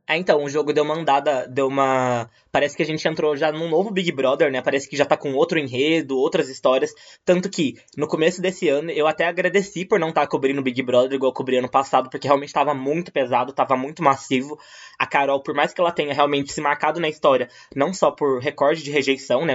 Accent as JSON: {"language": "Portuguese", "region": "Minas Gerais", "country": "Brazil", "tie": "born or raised there", "moved": "as an adult", "lives_now": "São Paulo, Brazil", "said": "eu nasci em Minas, me mudei para São Paulo para fazer faculdade"}